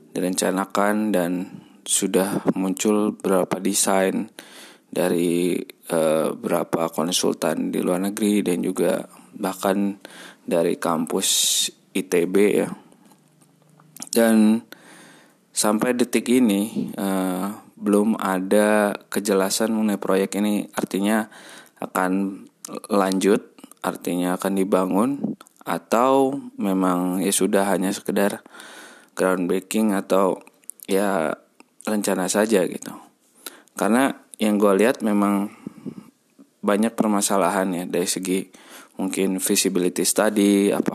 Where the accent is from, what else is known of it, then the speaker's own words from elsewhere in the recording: Bandung, West Java, Indonesia; mungkin gue besar di Bandung dan mengetahui sedikit banyak tentang transportasi di Bandung